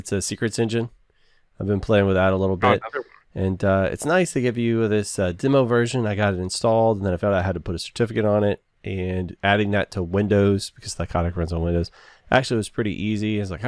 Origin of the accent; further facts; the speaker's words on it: the South, United States; I'm from the South.